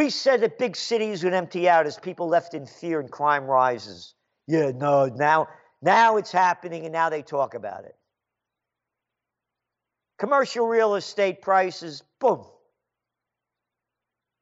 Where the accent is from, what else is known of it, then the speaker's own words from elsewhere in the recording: New York, United States; also born or lived in Chicago; now in Kingston, United States; the New York that I grew up